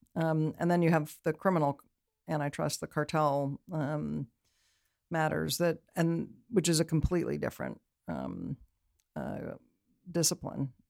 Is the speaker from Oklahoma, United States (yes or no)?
no; Berkeley, California, United States; also born or lived in Oakland, California; I grew up in Berkeley, technically